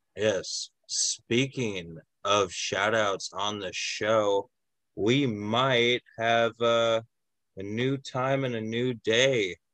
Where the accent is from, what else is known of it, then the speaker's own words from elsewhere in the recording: San Diego, California, United States; also born or lived in Fox Cities, Wisconsin; now in Wisconsin, United States; my hometown, San Diego